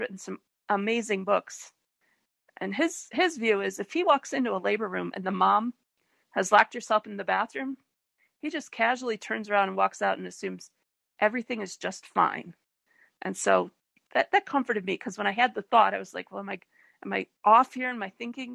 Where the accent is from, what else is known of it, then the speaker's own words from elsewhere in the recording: Detroit, Michigan, United States; the hospital where I was born in Detroit